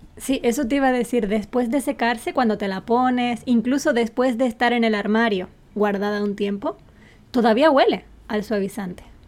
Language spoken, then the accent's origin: Spanish; Spain; moved away as an adult; now in Japan